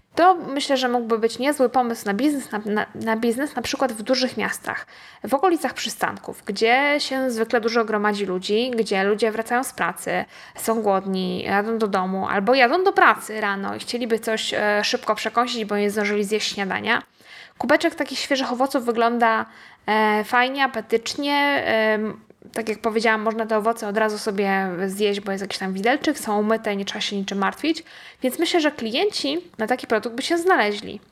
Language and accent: Polish; Poland; powiedzieliśmy, że z Polski